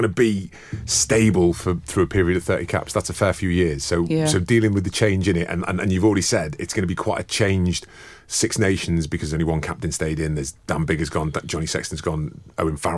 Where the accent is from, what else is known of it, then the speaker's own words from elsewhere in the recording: Liverpool, North West England, United Kingdom; also born or lived in New Zealand; now in Devon, United Kingdom; I'm from Scouse